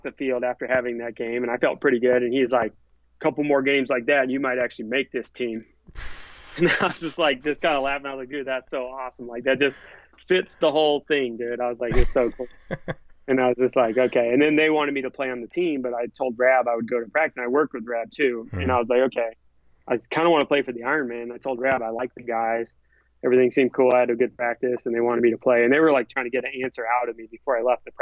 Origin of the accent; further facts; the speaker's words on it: Southern California, United States; I was from SoCal